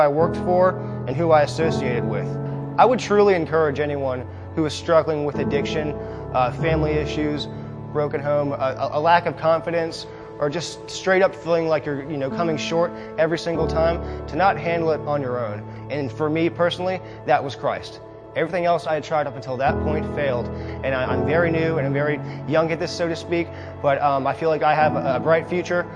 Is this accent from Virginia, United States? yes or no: yes; Richmond, Virginia, United States; I was born and raised here in Richmond, Virginia